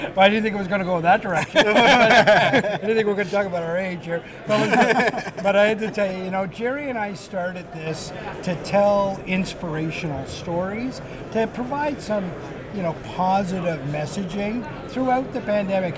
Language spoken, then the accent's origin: English; Newfoundland and Labrador, Canada; we're two fellas from Newfoundland